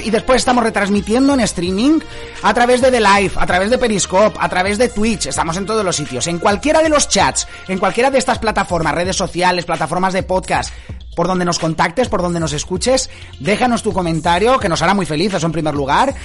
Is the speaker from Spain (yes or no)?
yes; Spain; moved away as an adult; also born or lived in Scotland; now in Inveraray, United Kingdom; todos somos de origen español y estamos ahora más allá de la frontera